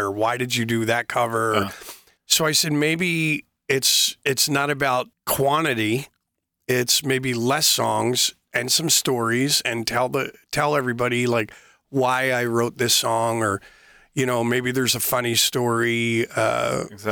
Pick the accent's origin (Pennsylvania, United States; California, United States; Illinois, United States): Pennsylvania, United States; Philadelphia; growing up in Philadelphia, Pennsylvania, in the States